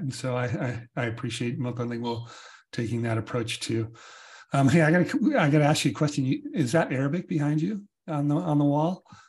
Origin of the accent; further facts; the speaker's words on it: United States; as an American